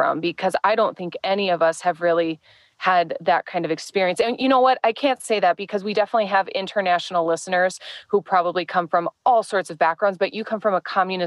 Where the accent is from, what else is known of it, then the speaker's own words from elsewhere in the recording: Midwest, United States; now in California, United States; moving from like the Midwest to California